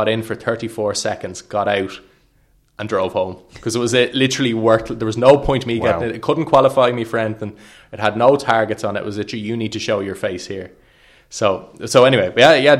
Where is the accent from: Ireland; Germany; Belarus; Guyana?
Ireland; Wexford, Leinster; I'm from Wexford